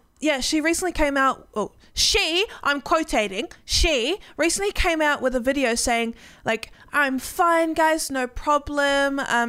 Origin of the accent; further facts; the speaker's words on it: New Zealand; I'm never going on American Airlines anyway. I'm from New Zealand. I don't care.